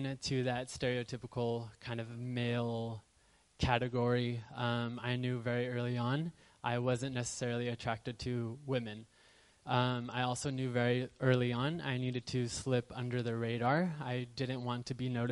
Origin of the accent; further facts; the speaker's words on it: Southern California, United States; born and raised in Southern California